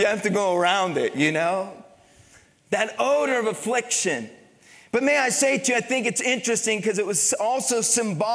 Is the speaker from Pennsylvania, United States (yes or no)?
yes; Pennsylvania, United States; moved away; also born or lived in Midwest; I grew up in Pennsylvania